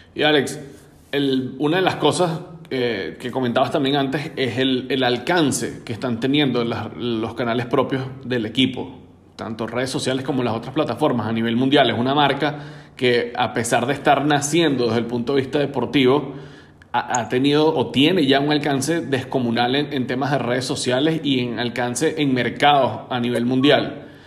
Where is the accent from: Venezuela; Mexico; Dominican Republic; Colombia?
Venezuela; en el caso de nosotros como venezolanos